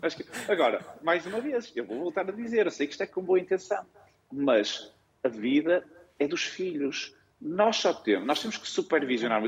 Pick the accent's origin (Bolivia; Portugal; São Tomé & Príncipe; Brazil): Portugal; Viana do Castelo, Norte; moved away as an adult; also born or lived in Porto; Eu sou de Viana do Castelo, entrei numa faculdade no Porto